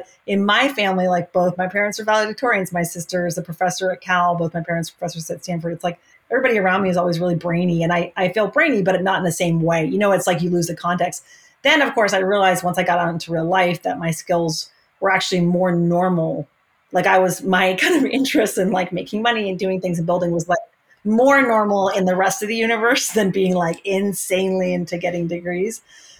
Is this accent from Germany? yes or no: yes; Germany; born there; moved away; also born or lived in London, United Kingdom; I was born in Germany. My parents are American, but they lived in Germany for a decade. I lived in London for a couple of years growing up.